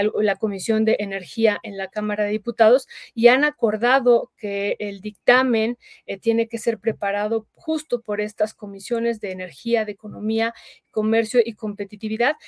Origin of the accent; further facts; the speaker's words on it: Mexico; nosotros votamos también como mexicanos